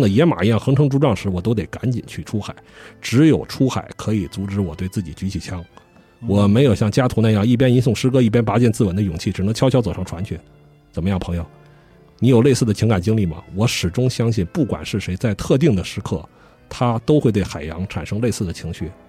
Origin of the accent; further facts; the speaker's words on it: Haidian, Beijing, China; 作为一个这个从小在海淀长大的人吧，